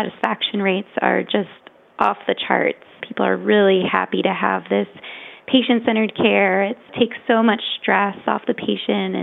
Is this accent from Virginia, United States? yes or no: yes; Richmond, Virginia, United States; moved away as an adult; also born or lived in Boston, Massachusetts; when we moved back to Richmond, my hometown